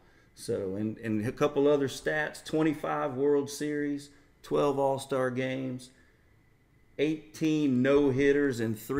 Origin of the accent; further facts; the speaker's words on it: Tuscaloosa, Alabama, United States; also born or lived in Charlotte area, North Carolina; now in Charlotte, United States; we grew up on Buffalo style wings mm-hmm. in Tuscaloosa.